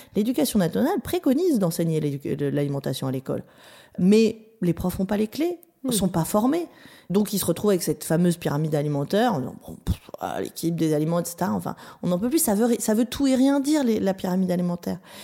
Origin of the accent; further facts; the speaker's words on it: Vence, Provence-Alpes-Côte d'Azur, France; moved away; also born or lived in Berkeley, United States; j'ai grandi dans, le sud de la France, à, à Vence, au-dessus de Nice.